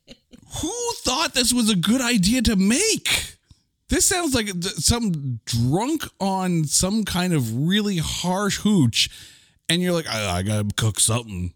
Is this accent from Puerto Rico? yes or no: no; Canada; I, I'm Canadian